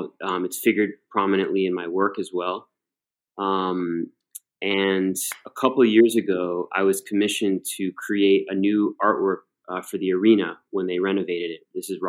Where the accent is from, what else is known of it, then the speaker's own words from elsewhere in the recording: Cleveland, Ohio, United States; People obviously knew that I was from Cleveland